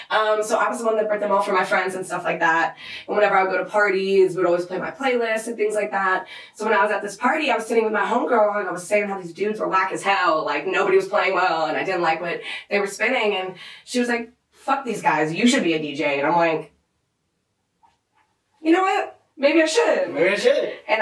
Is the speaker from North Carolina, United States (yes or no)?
yes; Charlotte, North Carolina, United States; moved away as an adult; now in Atlanta, United States; I'm from Charlotte, so all the DJs from Charlotte I've known for ever, you know?